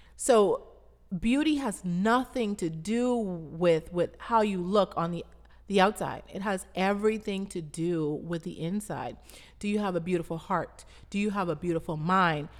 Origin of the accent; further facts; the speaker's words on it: Abaco, Bahamas; I grew up in Abaco, Bahamas, which is the third largest island of the Bahamas.